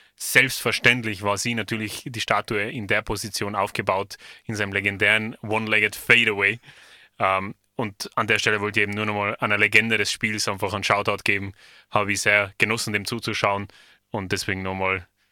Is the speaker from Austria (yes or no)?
yes; Austria; bei uns in Österreich